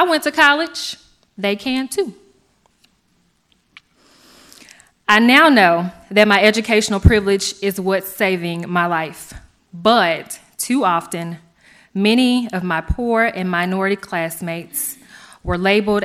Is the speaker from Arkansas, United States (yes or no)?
yes; Stuttgart, Arkansas, United States; Growing up in Stuttgart